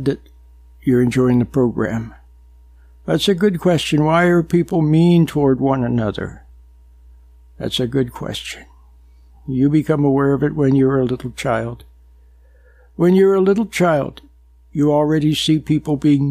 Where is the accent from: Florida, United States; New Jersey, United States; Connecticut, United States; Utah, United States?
Utah, United States; Back in the 50s and 60s, I was growing up in Utah, a very nice place